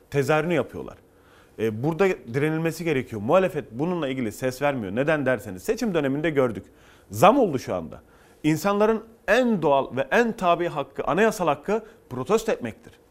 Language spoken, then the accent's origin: Turkish; Ceyhan, Adana, Turkey; Ee, ben Adana Ceyhanlıyım dedim ve bizim oralarda yok denilen yok kelimesinin asla karşılığı bizde olmadı.